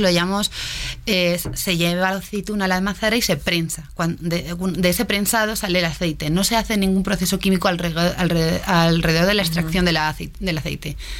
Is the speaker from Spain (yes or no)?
yes; Madrid, Community of Madrid, Spain; moved away as an adult; now in Mexico; española de Madrid